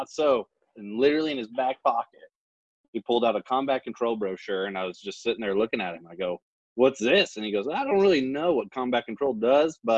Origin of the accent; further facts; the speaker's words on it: the Ozarks, Missouri, United States; moved away as an adult; I grew up in Missouri on the Ozarks, small town. Grew up on a farm